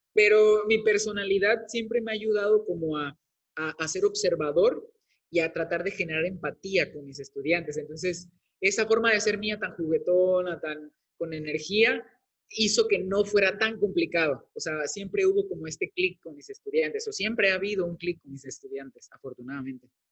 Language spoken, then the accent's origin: Spanish; Veracruz, Mexico; moved away as an adult; also born or lived in Tabasco; la Universidad Veracruzana, que es la de mi estado, del estado de donde soy originario